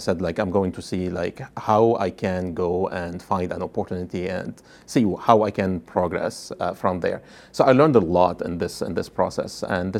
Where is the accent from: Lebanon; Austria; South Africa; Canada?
Lebanon; moved away as an adult; When I came from Lebanon, I had an MBA and said, maybe I will find a good job